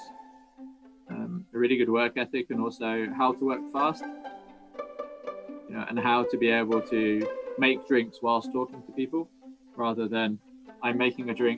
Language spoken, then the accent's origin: English; Cornwall, South West England, United Kingdom; moved away as an adult; also born or lived in New Zealand / Mumbai, India; So growing up where I am now, so growing up in Cornwall